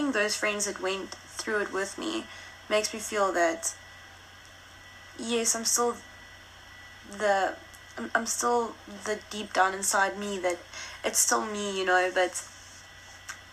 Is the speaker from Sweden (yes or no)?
no; Richards Bay, KwaZulu-Natal, South Africa; first language Afrikaans; English is a second language; now in Johannesburg, South Africa; I grew up in Shishiri or Sedwana, or that I was born in Richards Bay